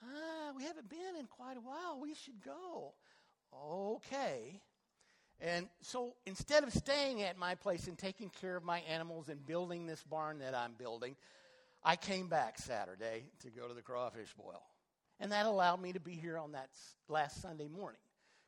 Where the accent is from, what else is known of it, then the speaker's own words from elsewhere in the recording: Clyde, Texas, United States; my little farm that I have, 18 acres. I grew up in Clyde, and I still have a little place out there.